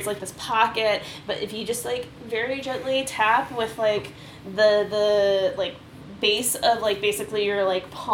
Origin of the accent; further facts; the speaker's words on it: the South, United States; I grew up in the South.